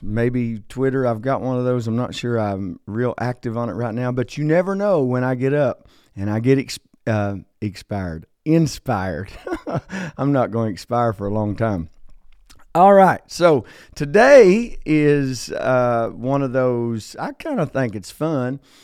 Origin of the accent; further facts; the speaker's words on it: Logan, West Virginia, United States; I was born in a small coal town in southern West Virginia called Logan, West Virginia